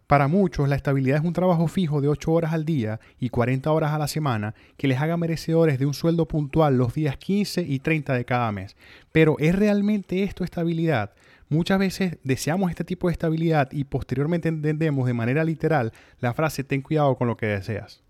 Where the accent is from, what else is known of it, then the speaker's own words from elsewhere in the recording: Venezuela; moved away as an adult; also born or lived in Mexico; now in United States; salí de Venezuela buscando vivir libremente